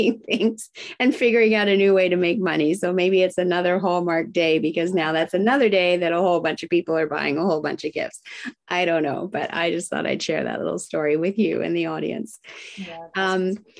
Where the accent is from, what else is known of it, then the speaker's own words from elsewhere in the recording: Japan; moved away; I was raised in Japan